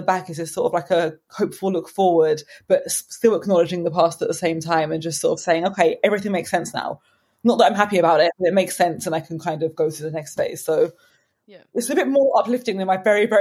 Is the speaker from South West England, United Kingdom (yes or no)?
no; Brighton, South East England, United Kingdom; moved away as an adult; now in London, United Kingdom; I'm actually from Brighton, but I've lived in London for a few years now.